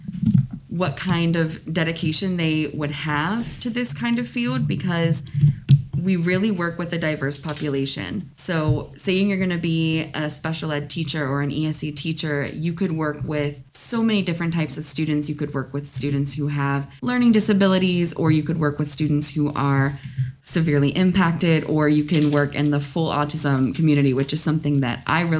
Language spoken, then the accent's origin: English; Pittsburgh, Pennsylvania, United States; moved away as an adult; now in Florida, United States; I'm born and raised from Pittsburgh.